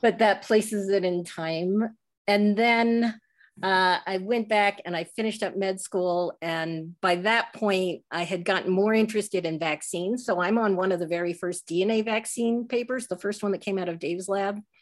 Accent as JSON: {"language": "English", "region": "Northern Virginia", "country": "United States", "tie": "born or raised there", "moved": "yes", "said": "I grew up what I call inside the Beltway, uh, in Northern Virginia"}